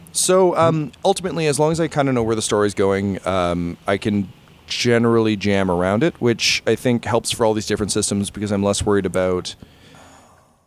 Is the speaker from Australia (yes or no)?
no; Canada; As a Canadian